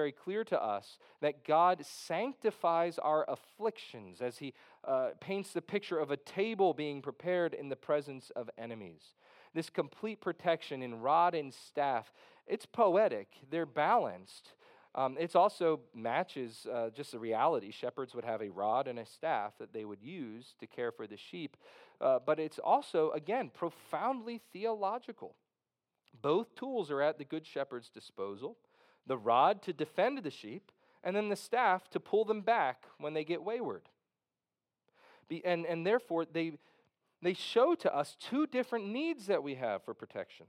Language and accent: English; Philadelphia, Pennsylvania, United States; growing up in West Philadelphia